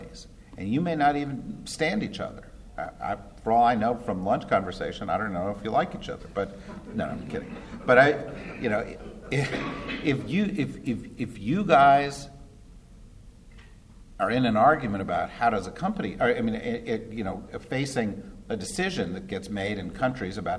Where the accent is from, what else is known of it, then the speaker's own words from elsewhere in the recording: New Jersey, United States; I grew up in New Jersey, which is another state